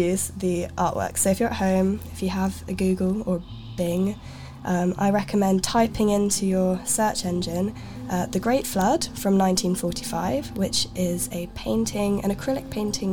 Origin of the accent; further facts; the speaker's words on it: Sweden; moved away; also born or lived in Gothenburg; I am from Sweden originally, so I've spent some time in Göteborg